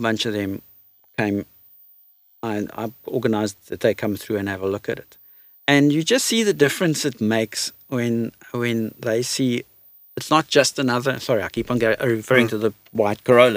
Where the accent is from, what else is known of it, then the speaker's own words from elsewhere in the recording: South Africa; we're South African